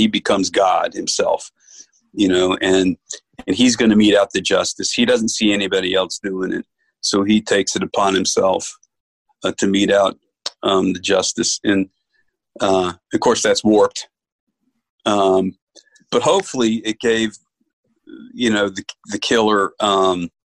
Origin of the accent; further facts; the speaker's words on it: New York, United States; I grew up Catholic up in New York